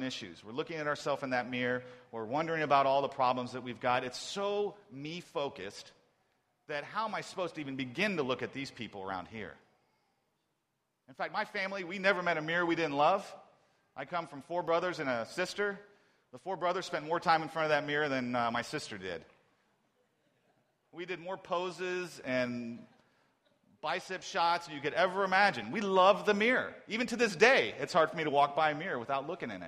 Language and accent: English; Ohio, United States; I'm from Ohio